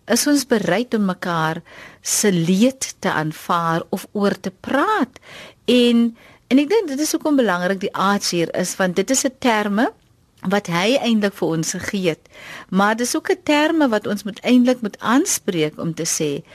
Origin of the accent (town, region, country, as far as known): South Africa